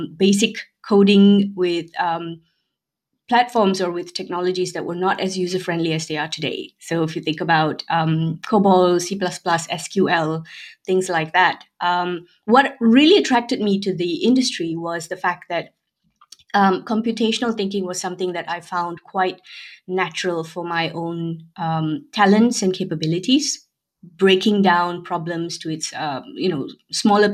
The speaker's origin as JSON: {"language": "English", "country": "Malaysia", "said": "I'm originally Malaysian"}